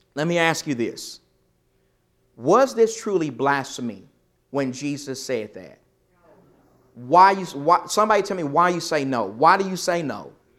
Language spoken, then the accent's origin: English; East Texas, United States; I'm from East Texas.